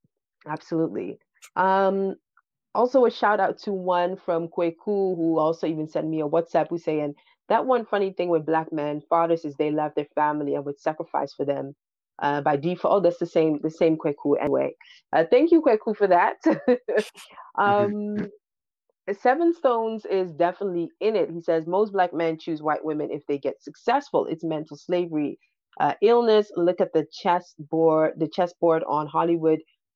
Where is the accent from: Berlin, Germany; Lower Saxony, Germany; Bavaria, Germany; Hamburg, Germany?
Berlin, Germany; English is a second language; I grew up here in Berlin. I think that, you know, Berlin is also like quite, I think it's even worse than here.